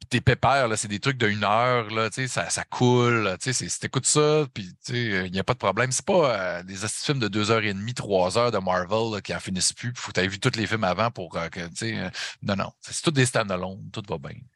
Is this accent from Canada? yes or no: yes; Saguenay, Quebec, Canada; accent: Saguenay; chum à moi, Yannick, on vient les deux euh, du Saguenay de Chicoutimi